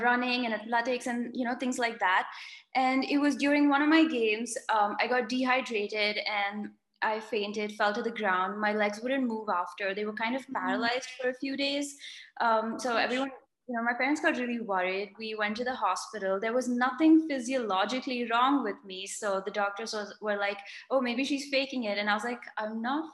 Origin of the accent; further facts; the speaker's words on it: India; moved away as an adult; also born or lived in United States; I'm originally from India, born and brought up here